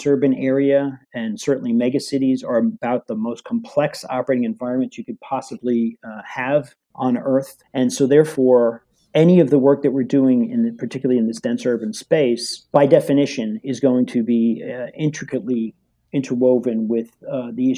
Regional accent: New York City, New York, United States; was born and raised in Flatbush, Brooklyn, and lived around the city here in New York

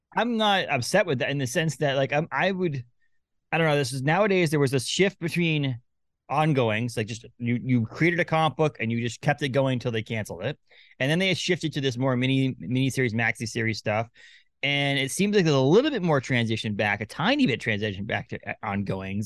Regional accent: Maine, United States; also born or lived in Massachusetts / New Hampshire; I live in Maine most of my life, a little bit of Massachusetts, New Hampshire

